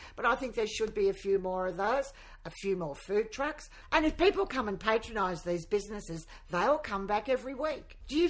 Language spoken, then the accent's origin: English; Darwin, Northern Territory, Australia; now in Gympie, Australia; Now, I'm a little biased because I came from Darwin and some of the best markets in Australia are in Darwin.